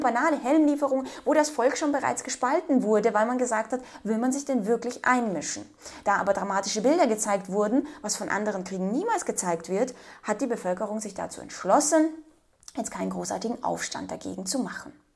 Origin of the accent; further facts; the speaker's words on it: Ukraine; moved away; ich bin selbst Ukrainerin